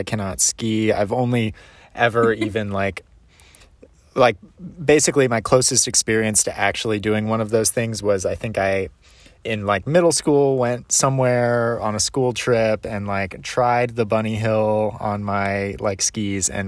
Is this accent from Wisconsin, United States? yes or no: no; Ohio, United States; growing up in Ohio and a part of Ohio that was very flat